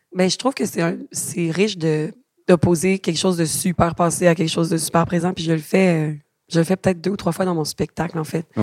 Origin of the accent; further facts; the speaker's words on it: Quebec, Canada; accent: Québécois; je suis québécoise